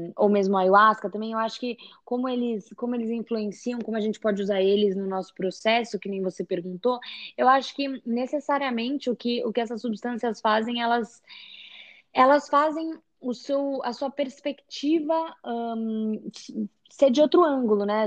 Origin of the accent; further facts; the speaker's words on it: São Paulo, Brazil; moved away as an adult; now in Hawaii, United States; eu sou de São Paulo, do Brasil, mas já faz dois anos que eu moro aqui no Havaí.